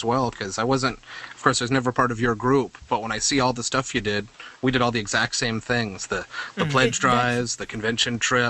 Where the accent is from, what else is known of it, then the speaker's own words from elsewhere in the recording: north of Toronto, Ontario, Canada; in the 80s and in the 90s, different clubs I was involved with in the Ottawa area, as well as north of Toronto